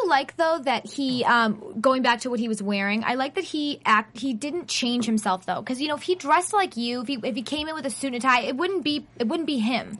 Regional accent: Boston, Massachusetts, United States; moved away as an adult; now in Los Angeles, United States; I'm from Boston. So I know for me, it was already an adjustment enough being by myself and moving out here

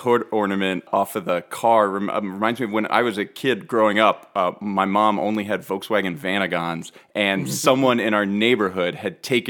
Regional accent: outside of Philadelphia, Pennsylvania, United States; I grew up outside of Philly

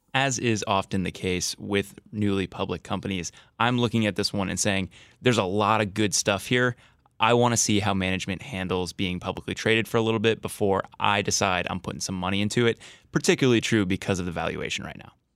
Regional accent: New Jersey, United States; moved away; I grew up in New Jersey

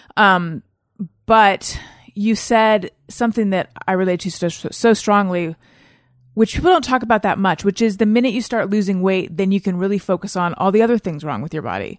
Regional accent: Orange County, California, United States; also born or lived in Claremont / New York; born in Northern California, grew up in Orange County

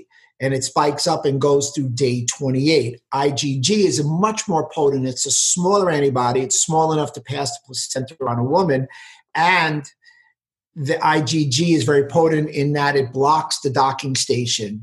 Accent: New York City, New York, United States; also born or lived in Westchester County; I grew up in New York City.

